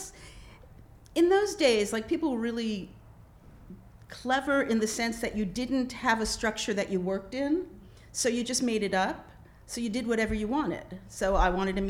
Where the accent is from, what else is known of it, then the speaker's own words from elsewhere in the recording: New York City, New York, United States; moved away; also born or lived in Seattle; I grew up in the Bronx.